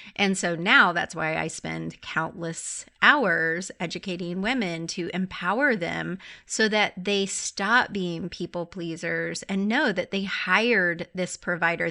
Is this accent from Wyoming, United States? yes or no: no; Clearwater, Florida, United States; now in Nashville, United States; I'm from Clearwater